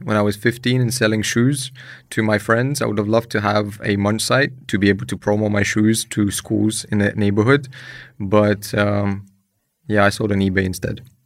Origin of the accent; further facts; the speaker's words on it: London, United Kingdom; moved away as an adult; also born or lived in Ukraine / Croatia; I'm a immigrant from Ukraine. I grew up in London, moved there when I was seven